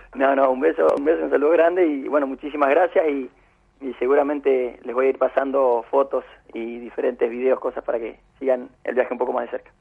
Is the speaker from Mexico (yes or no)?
no; San José de Feliciano, Entre Ríos, Argentina; also born or lived in Cuba; empecé a trabajar en mi pueblo, de donde soy originario, donde viví toda mi vida, San José Feliciano, al norte de Entre Ríos